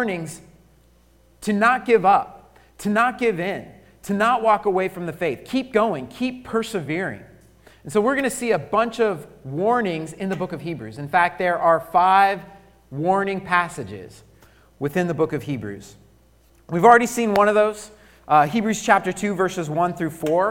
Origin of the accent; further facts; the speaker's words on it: Colorado, United States; I grew up in Colorado.